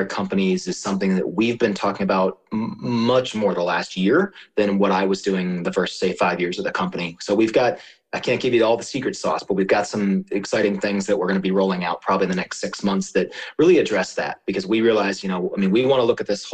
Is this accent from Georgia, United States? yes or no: no; Maryland, United States; now in Colorado, United States; I grew up in Maryland